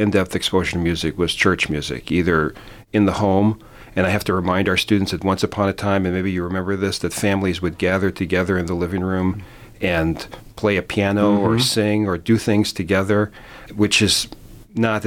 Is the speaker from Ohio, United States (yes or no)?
no; Philadelphia, Pennsylvania, United States; now in Lubbock, United States; grew up in Philadelphia mostly